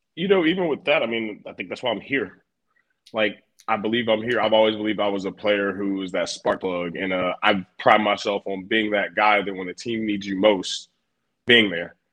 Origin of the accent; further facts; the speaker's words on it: Garner, North Carolina, United States; moved away as an adult; now in Buffalo, United States; I'm from Garner, North Carolina.